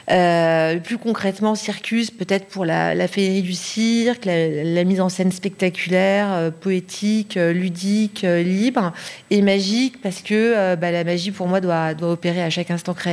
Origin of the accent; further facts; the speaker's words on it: Paris, Île-de-France, France; born there; alors donc je suis née à Paris, j'ai étudié le négoce d'art, l'école Icar à Paris 8e